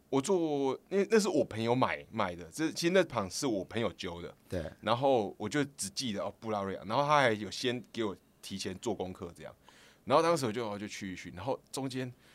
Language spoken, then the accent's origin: Chinese; Kaohsiung, Taiwan; 我成长环境就，我觉得比较像是我是南部人，我，我高，嗯。我高雄人